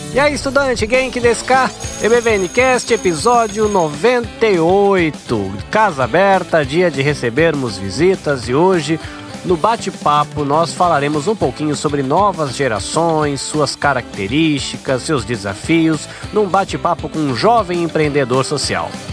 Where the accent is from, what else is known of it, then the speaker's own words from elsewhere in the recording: Brazil; moved away; eu saí do Brasil e eu sou uma daquelas pessoas que vivia no Brasil